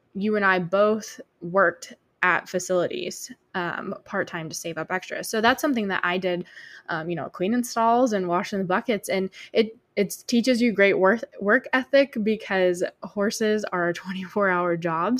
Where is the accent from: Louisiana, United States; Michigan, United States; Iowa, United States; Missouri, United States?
Michigan, United States; moved away; I grew up in Michigan